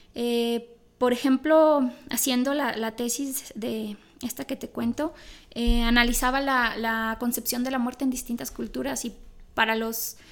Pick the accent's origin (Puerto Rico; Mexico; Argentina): Mexico; soy católica porque México es una sociedad católica